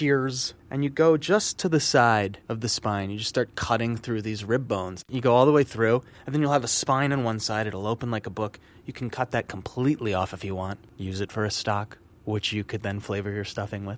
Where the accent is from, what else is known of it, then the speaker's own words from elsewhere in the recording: United States; I'm Italian-American. I'm American. I'm born here